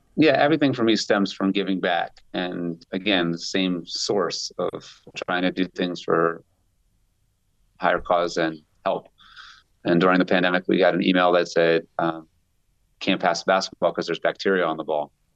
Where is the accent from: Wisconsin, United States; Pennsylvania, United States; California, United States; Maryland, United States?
Maryland, United States; Baltimore; I grew up in Baltimore